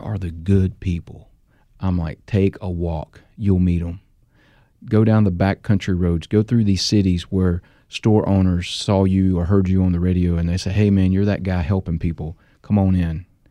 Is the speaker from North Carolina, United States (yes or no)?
yes; North Carolina, United States; my home state, North Carolina